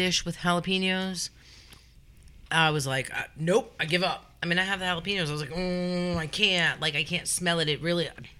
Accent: Long Island, New York, United States; moved away as an adult; now in Kentucky, United States; I'm from Long Island.

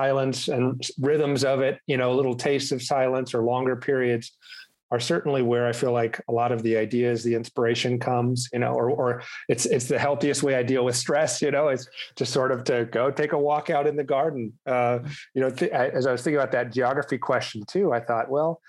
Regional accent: Southwest, United States; moved away as an adult; also born or lived in Arizona / California / Denver; now in France; I grew up in the US in the Southwest, Arizona and California

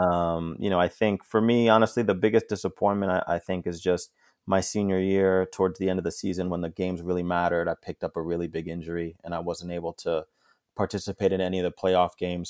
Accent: Englewood, New Jersey, United States; moved away as an adult; also born or lived in New York City; now in Toronto, Canada; I lived in Manhattan for a couple years and then moved, uh, up to, uh, Inglewood, New Jersey, where I spent most of my life growing up, going to school

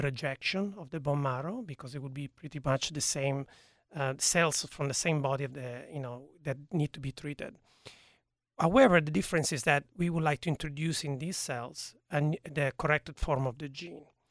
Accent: Turin, Piedmont, Italy; now in United States; I was born in Italy, in a, in a city called Torino, which is in northwest of Italy

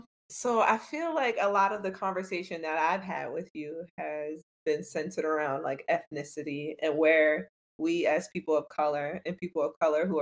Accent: New York City, New York, United States; I'm from Harlem. I was born in New York City. I like to identify as an American

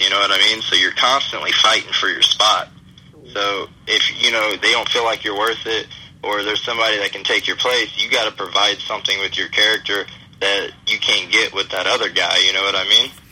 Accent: St. Louis, Missouri, United States; now in Florida, United States; my hometown by uh, St. Louis, Missouri

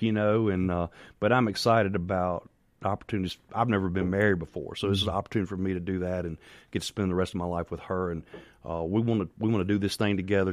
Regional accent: Farmhaven, Mississippi, United States; I grew up in Farm Haven, Mississippi

